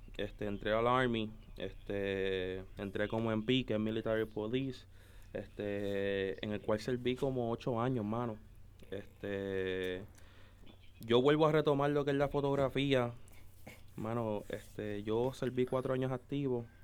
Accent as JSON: {"language": "Spanish", "country": "Puerto Rico", "also_born_or_lived": "Dominican Republic", "said": "yo básicamente soy de Puerto Rico madre dominicana, este, papá puertorriqueño. Este, yo los primeros años de mi vida me crié en República Dominicana."}